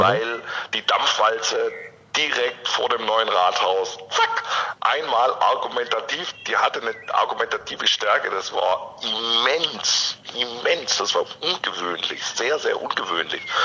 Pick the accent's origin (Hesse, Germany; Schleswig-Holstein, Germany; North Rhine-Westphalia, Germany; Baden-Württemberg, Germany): Baden-Württemberg, Germany; near Stuttgart; now in Leipzig, Germany; ich komme ursprünglich aus der Nähe von Stuttgart, ähm, also ich bin in einem kirchlich äh, oder auch durchaus in einem ökologischen Kontext aufgewachsen